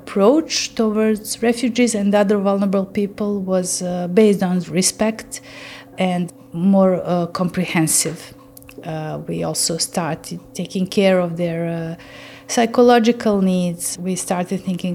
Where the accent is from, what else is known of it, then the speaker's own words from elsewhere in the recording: Bosnia & Herzegovina; now in Novi Sad, Serbia; my home country in Bosnia